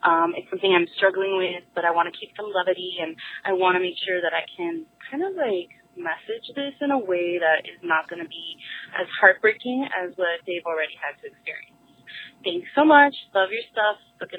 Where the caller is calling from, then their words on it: Miami, Florida, United States; I'm calling from Miami